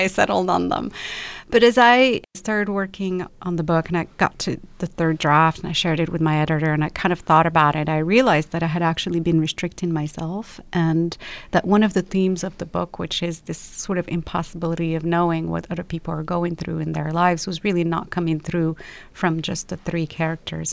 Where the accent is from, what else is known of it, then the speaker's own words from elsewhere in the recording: Rabat, Rabat-Salé-Kénitra, Morocco; moved away as an adult; also born or lived in London; now in Los Angeles, United States; I was born and raised in Morocco and lived in the same house my entire life.